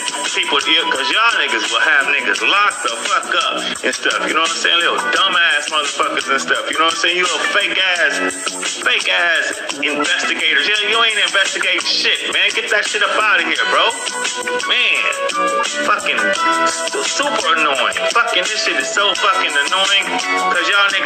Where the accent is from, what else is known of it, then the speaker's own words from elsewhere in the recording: Los Angeles, California, United States; I'm from Florence to Normandy